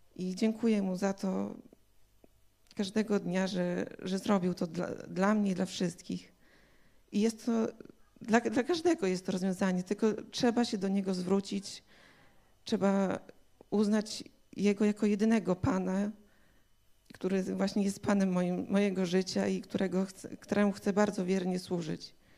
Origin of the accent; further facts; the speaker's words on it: Białystok, Podlaskie Voivodeship, Poland; Jestem z Białego Stoku